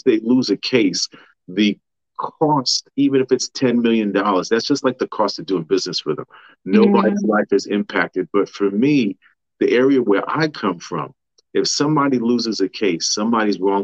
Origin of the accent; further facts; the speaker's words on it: New York City, New York, United States; also born or lived in Manhattan; I was born in Manhattan, but raised in Queens